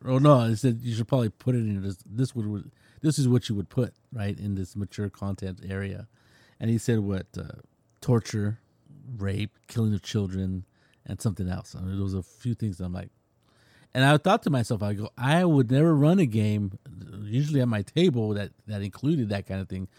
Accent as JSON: {"language": "English", "region": "California", "country": "United States", "said": "I'm from California"}